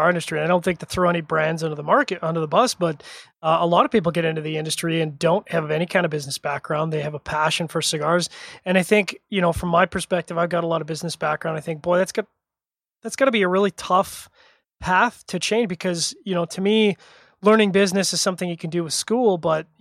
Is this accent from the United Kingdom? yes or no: no; Canada; I'm a Canadian.